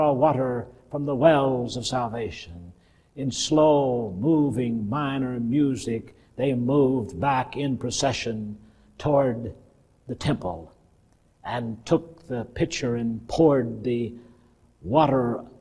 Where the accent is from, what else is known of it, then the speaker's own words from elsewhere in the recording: Cordova, Alabama, United States; I grew up in Cordova, Alabama, where nobody said incognito